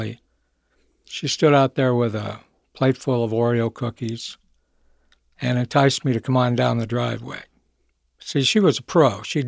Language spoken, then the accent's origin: English; Michigan, United States; Well, I grew up in Michigan. I was born there.